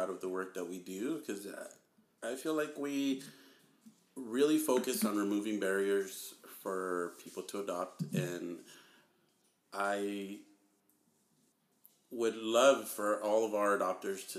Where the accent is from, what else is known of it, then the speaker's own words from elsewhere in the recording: Southern California, United States; I'm basically from SoCal, like, born, raised